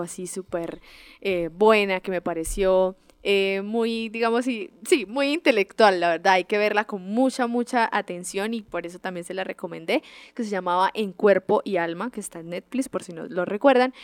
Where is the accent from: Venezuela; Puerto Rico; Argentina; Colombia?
Colombia; nosotros como buenos colombianos